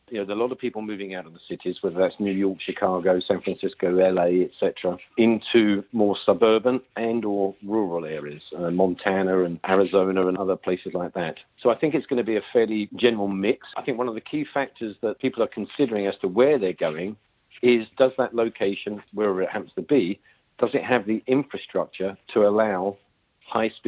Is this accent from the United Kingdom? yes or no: yes; United Kingdom; as you can tell from my accent, I'm from the UK.